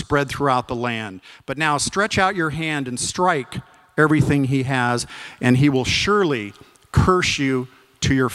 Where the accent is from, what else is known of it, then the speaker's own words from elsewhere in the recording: Arizona, United States; I grew up in Arizona. I had a wonderful childhood